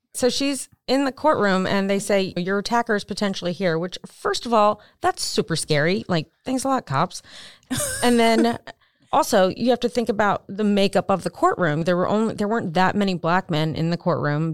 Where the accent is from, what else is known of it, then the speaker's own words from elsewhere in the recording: Maryland, United States; moved away; I'm from Maryland, so didn't live far from Baltimore.